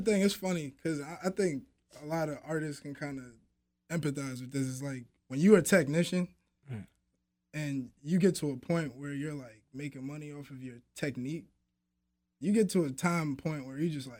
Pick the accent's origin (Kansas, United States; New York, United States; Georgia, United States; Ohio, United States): New York, United States; New York City; moved away as an adult; now in Albany, United States; I'm from the Bronx.